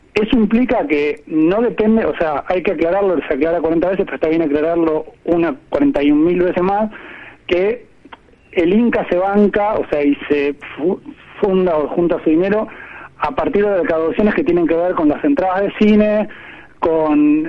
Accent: Dolores, Buenos Aires Province, Argentina; yo crecí en Dolores, que es un pueblo a 200 kilómetros de capital, nací en capital, pero crecí en Dolores.

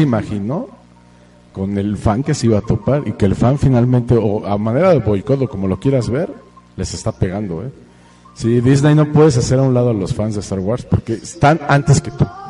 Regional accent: Mexico; somos los mexicanos

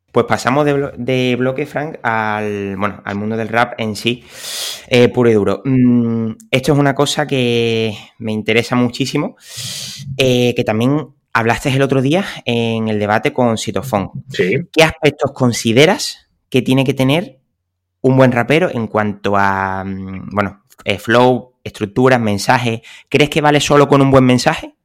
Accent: Cádiz, Andalusia, Spain; yo que soy de Cádiz

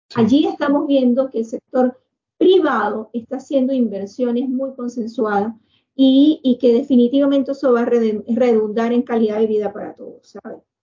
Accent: Venezuela; nosotros como venezolanos

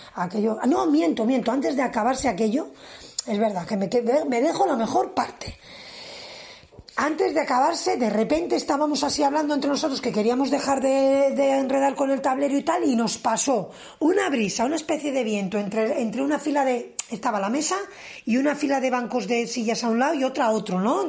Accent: a village about 13 km from Villacarriedo, Cantabria, Spain; desde Villacarriedo, tenía que bajar a mi pueblo. Era, son unos 13 kilómetros

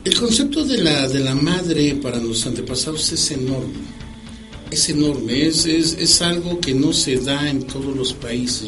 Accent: Mexico; nosotros como mexicanos

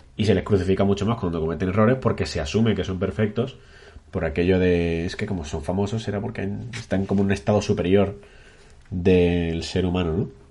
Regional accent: Cádiz, Andalusia, Spain; also born or lived in Burgos; now in Granada, Spain; yo soy burgaleño de nacimiento y gaditano de crianza

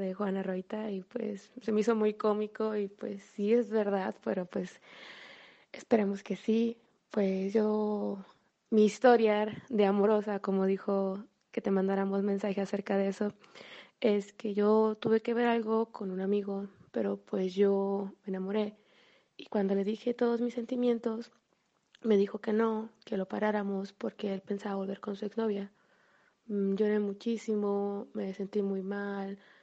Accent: Mexico; soy de la, soy de México

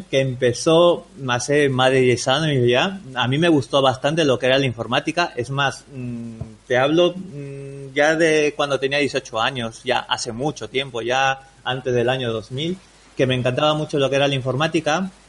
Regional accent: Peru; now in Spain; Mira, yo vengo de Perú, ¿vale? Yo llevo bastantes, bastantes años aquí ya en España, ya casi 17 años. Y lo que y lo bueno de esto es de que yo ya no tengo acento peruano.

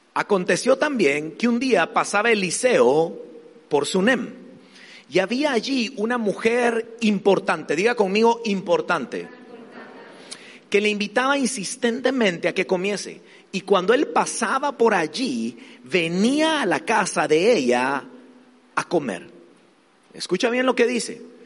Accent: Guatemala; soy de Guatemala

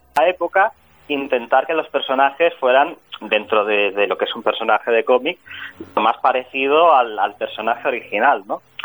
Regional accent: Barcelona, Catalonia, Spain; yo soy de Barcelona

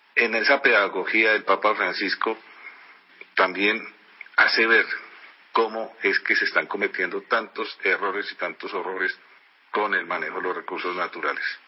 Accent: Colombia; nosotros como colombianos

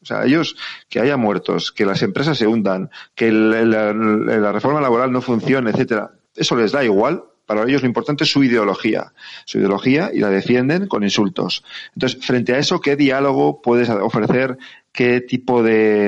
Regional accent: Navarre, Spain; Soy, soy Navarro

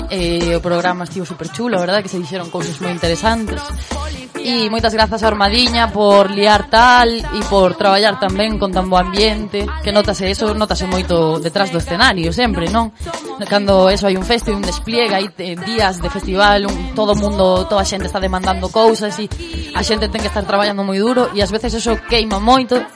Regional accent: Vigo, Galicia, Spain; eu son de Vigo e na cidade de Vigo é outra cousa

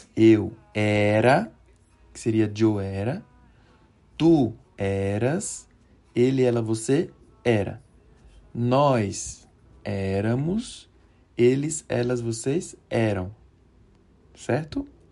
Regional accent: Recife, Pernambuco, Brazil; moved away as an adult; now in Mexico; Sou natural de Recife, que é uma cidade que está na região nordeste do Brasil.

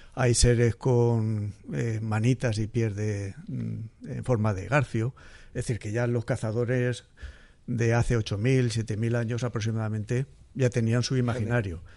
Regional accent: Castilla-La Mancha, Spain; moved away as an adult; now in Murcia, Spain; Yo soy manchego y como dicen en mi tierra vine aquí a Murcia

